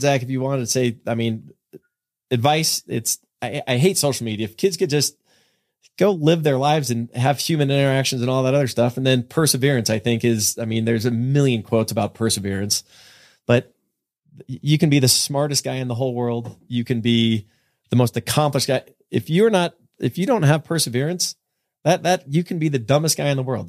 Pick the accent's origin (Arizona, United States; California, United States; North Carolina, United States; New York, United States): California, United States; San Jose; moved away; I was born and raised in San Jose